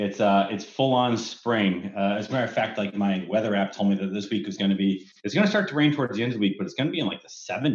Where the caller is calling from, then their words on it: Bellevue, Washington, United States; Bellevue, Washington.